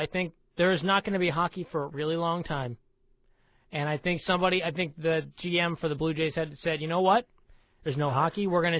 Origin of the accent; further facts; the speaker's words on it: Pittsburgh, Pennsylvania, United States; Ben Roethlisberger's hurt in Pittsburgh, and I'm using this as my hometown example